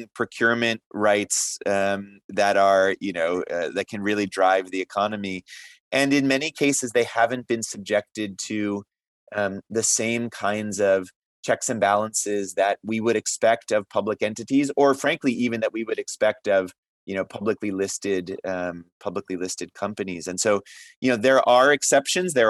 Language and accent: English; United States; I'm from the United States